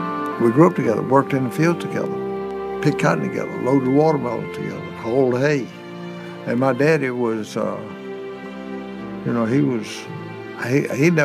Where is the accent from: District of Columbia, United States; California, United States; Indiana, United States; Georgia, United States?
Georgia, United States; Blythe; I was raised in Blythe, Georgia, 20 miles south of Augusta